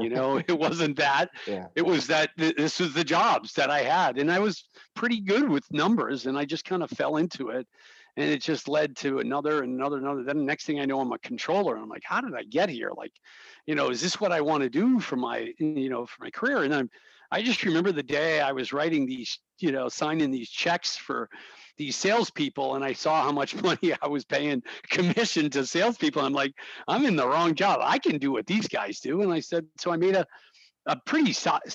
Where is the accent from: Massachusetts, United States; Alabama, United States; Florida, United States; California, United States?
Massachusetts, United States; North Attleboro; I grew up in North Attleboro